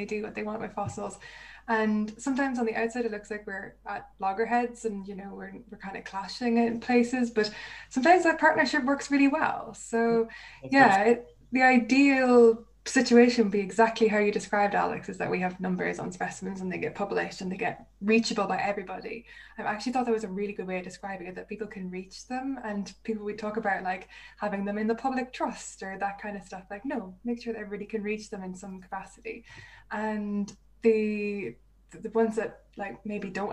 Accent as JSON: {"language": "English", "country": "Ireland", "said": "I'm from Ireland."}